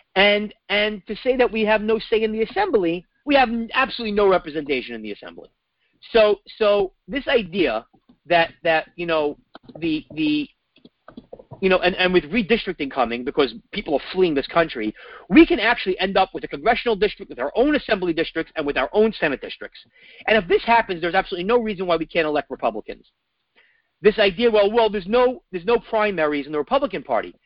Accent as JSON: {"language": "English", "town": "New York City", "region": "New York", "country": "United States", "tie": "born or raised there", "said": "I grew up in New York City with homelessness everywhere."}